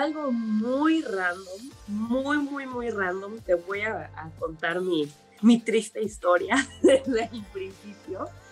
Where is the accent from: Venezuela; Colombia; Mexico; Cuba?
Mexico; Mérida, Yucatán; soy originaria de Mérida, Yucatán